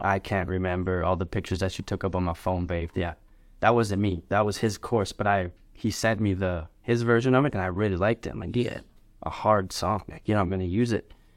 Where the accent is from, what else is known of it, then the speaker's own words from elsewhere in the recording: Lethbridge, Alberta, Canada; I'm Canadian, born and raised West Bridge, Alberta.